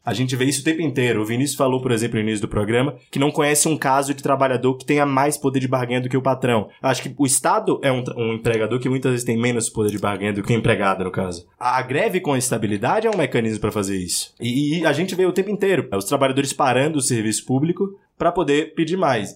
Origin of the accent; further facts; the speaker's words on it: Salvador, Bahia, Brazil; now in São Paulo, Brazil; Eu sou de Salvador, moro em São Paulo.